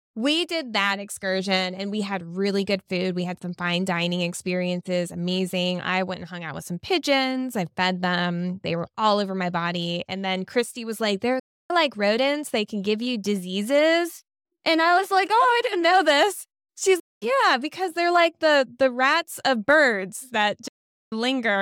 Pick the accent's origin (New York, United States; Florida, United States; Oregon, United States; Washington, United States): Florida, United States; Floridian girl like me